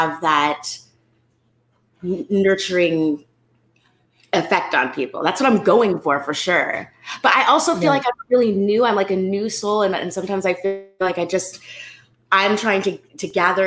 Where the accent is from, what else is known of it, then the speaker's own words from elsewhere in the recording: California, United States; I'm from California